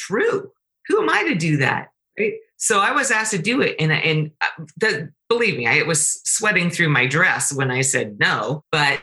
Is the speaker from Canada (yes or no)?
yes; Canada; I'm Canadian